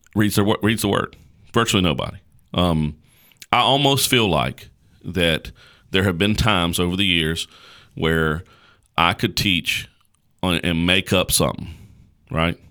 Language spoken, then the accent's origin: English; United States; us as American Christians